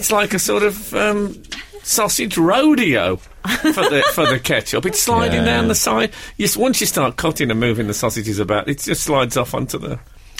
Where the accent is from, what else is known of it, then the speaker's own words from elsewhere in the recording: West Bromwich, West Midlands, United Kingdom; I was born in West Bromwich